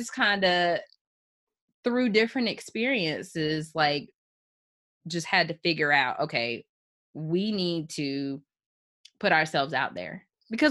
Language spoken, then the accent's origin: English; Chapel Hill, North Carolina, United States; growing up in Chapel Hill, it's a very, very diverse school district